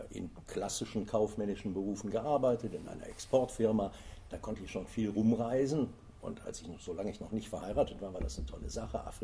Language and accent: German; Kaisersesch, Rhineland-Palatinate, Germany; Ja, ich bin mhm. geboren und aufgewachsen in der Eifel mhm. und äh, in Kaisersesch.